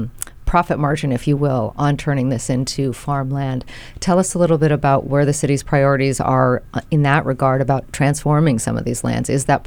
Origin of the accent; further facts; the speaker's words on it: Big Island, Hamakua coast, Hawaii, United States; where I grew up on the Big Island there, you know, along the Hamakua coast, there's plantation lands there too.